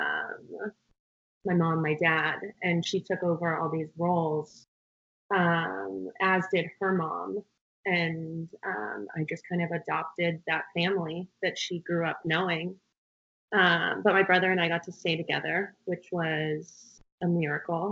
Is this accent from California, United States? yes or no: yes; a smallish town outside of Pasadena, California, United States; I grew up in a smallish town outside of Pasadena, California